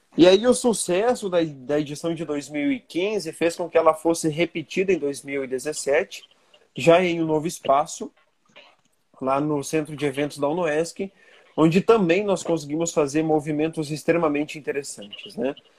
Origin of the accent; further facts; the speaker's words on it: Herval d'Oeste, Santa Catarina, Brazil; eu sou natural aqui de Ervaldo Oeste mesmo